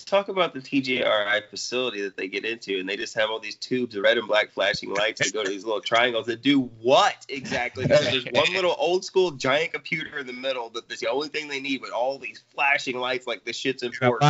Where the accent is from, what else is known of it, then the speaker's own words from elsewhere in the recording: Illinois, United States; I'm from Illinois.